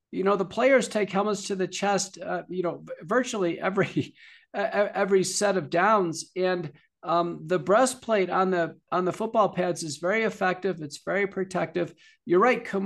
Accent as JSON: {"language": "English", "town": "Buffalo", "region": "New York", "country": "United States", "tie": "born or raised there", "moved": "yes", "said": "many of your listeners know I'm originally from Buffalo, New York"}